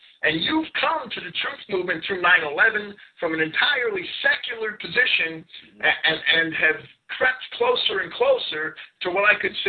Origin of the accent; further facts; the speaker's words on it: Jersey City, New Jersey, United States; I grew up in Jersey City.